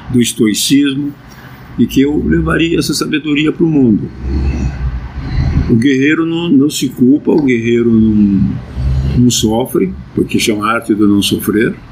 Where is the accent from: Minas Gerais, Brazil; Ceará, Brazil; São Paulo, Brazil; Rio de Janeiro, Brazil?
São Paulo, Brazil; Sorocaba; now in São Paulo, Brazil; Principalmente quando eu mudei para São Paulo, em 63, que eu vim de Votorantim, que é um bairro de Sorocaba.